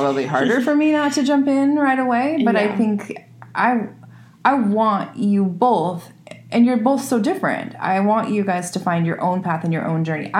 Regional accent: Northwest, United States; moved away; also born or lived in California; I'm from the Northwest

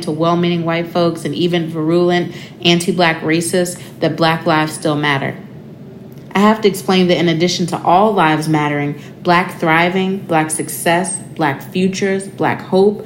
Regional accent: Chicago, Illinois, United States; I am from the South Side of Chicago, born and bred.

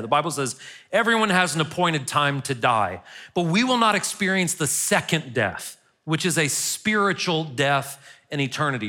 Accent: United States; as an American in the twenty-first century

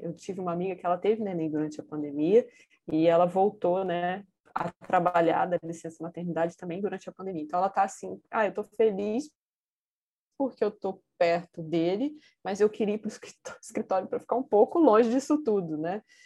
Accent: Vitória, Espírito Santo, Brazil; moved away as an adult; also born or lived in Rio de Janeiro; Eu saí do Rio de Janeiro, voltei para minha cidade, que é Vitória, no Espírito Santo

